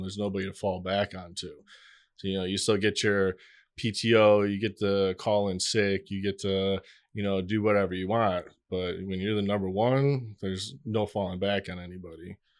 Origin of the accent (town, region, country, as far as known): Michigan, United States; born or raised there; moved away as an adult; now in Miami, United States